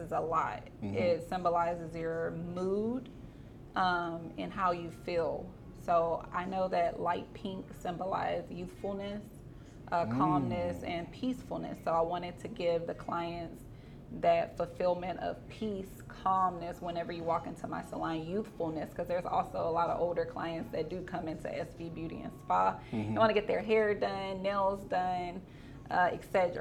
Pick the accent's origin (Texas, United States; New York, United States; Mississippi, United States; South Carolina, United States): Texas, United States; Beaumont; moved away as an adult; now in Houston, United States; originally, I'm from Beaumont, Texas